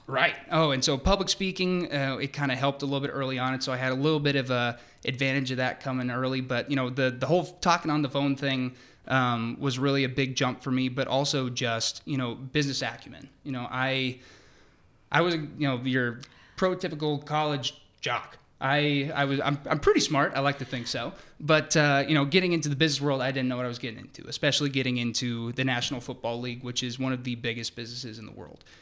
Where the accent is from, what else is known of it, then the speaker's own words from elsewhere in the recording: Seattle, Washington, United States; moved away as an adult; also born or lived in Perth, Australia; now in Atlanta, United States; I'm originally from Seattle